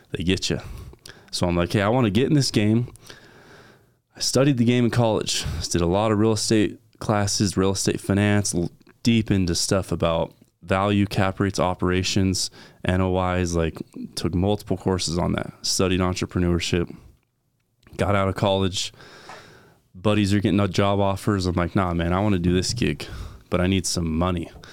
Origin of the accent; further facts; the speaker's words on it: Valley Center, California, United States; I grew up in California